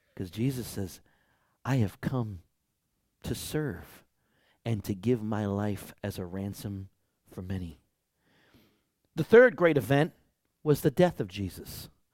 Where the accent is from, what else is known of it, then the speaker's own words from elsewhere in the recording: Detroit, Michigan, United States; I grew up in Detroit